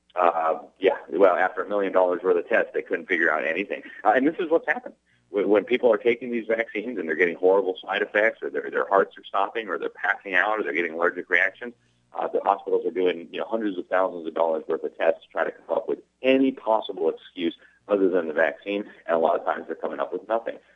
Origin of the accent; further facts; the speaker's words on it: Miami, Florida, United States; in Miami, in my hometown